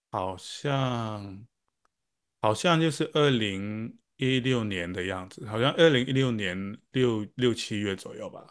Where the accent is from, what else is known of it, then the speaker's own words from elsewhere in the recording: Hong Kong; moved away as an adult; now in Australia; 那我是从香港来的